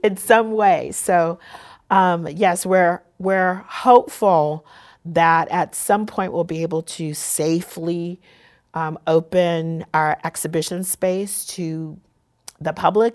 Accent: San Diego, California, United States; being born and raised here, and also the culture and the society that I grew up in in Black San Diego

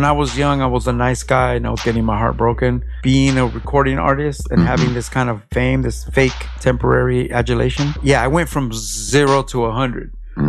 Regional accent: Los Angeles, California, United States; moved away as an adult; now in Long Beach, United States; I'm an LA underground hip-hop artist, and we're currently in Long Beach, California. I'm from Mid-City, but I've been in Long Beach for a couple years now.

